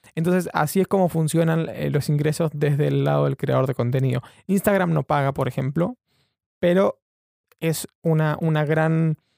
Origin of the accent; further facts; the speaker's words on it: Argentina; now in London, United Kingdom; soy un periodista argentino viviendo en Londres